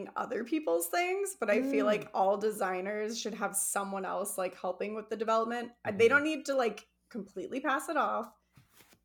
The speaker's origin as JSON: {"language": "English", "region": "Arizona", "country": "United States", "said": "I'm from Arizona"}